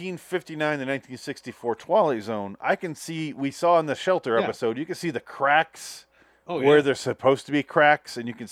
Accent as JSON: {"language": "English", "region": "Midwest", "country": "United States", "said": "I'm from the Midwest"}